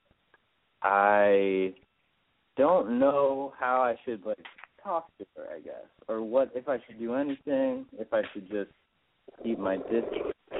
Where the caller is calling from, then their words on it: Massachusetts, United States; I'm calling from Massachusetts, and I'm 28.